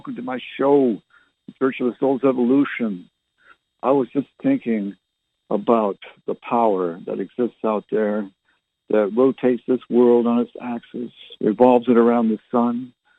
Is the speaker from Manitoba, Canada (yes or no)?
no; Barrie, Ontario, Canada; also born or lived in Halifax / Fredericton / Oromocto / Ottawa; And, of course, I was born and raised in Canada. Anyone who's listened to my previous radio shows, I might have mentioned it on one of them. Born in Barrie, Ontario.